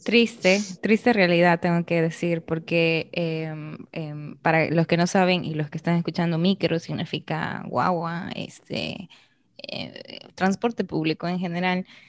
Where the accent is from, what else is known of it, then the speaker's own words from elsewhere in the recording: Arequipa, Peru; moved away as an adult; now in Dominican Republic; yo soy de Arequipa, en Perú.